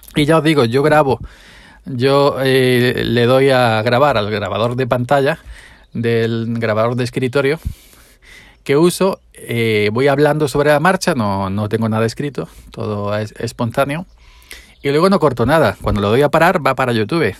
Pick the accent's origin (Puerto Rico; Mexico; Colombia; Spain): Spain; Andalusia; hablo pausado siendo andaluz